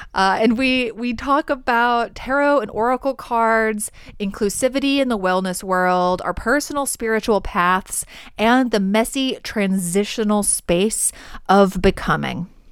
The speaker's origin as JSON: {"language": "English", "region": "Alabama", "country": "United States", "tie": "born or raised there", "said": "I'm originally born and raised in the South in Alabama."}